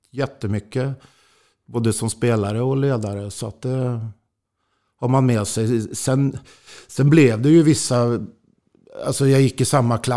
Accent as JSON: {"language": "Swedish", "town": "Jakobsberg", "region": "Stockholm County", "country": "Sweden", "tie": "born or raised there", "also_born_or_lived": "Östersund", "said": "Ja, jo, det, det var ju eftersom jag föddes i Östersund och flyttade till Stockholm så, så var det ju hockey som, som gällde då."}